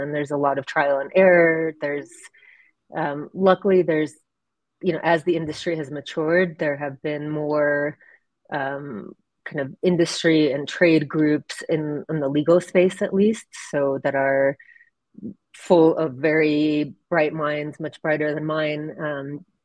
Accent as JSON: {"language": "English", "country": "Ukraine", "moved": "yes", "said": "I'm originally from Ukraine"}